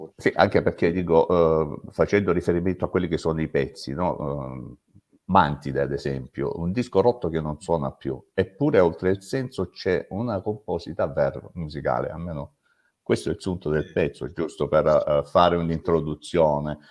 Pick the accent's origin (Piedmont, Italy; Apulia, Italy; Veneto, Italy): Apulia, Italy; Salento; siamo salentini